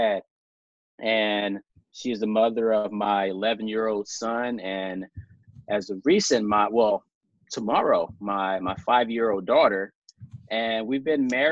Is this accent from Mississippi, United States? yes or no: yes; South Mississippi, United States; born and raised in South Mississippi.